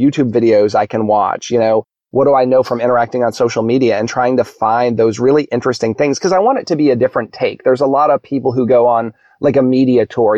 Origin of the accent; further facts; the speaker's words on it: New England, United States; now in Frederick, Maryland, United States; I grew up in New England